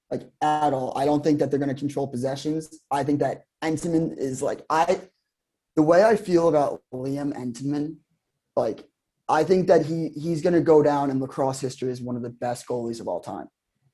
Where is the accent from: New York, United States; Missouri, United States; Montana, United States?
New York, United States; Long Island; growing up on Long Island, watching Chaminade versus St. Anthony's